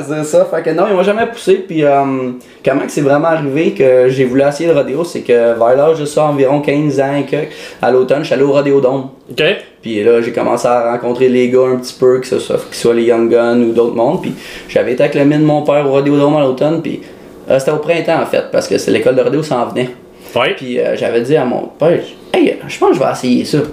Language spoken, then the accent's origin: French; Mirabel, Quebec, Canada; born or raised there; also born or lived in Edmonton, Alberta